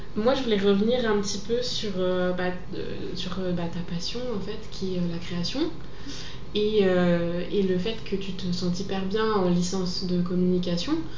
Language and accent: French; Normandy, France; now in Lyon, France; je viens de Normandie à la base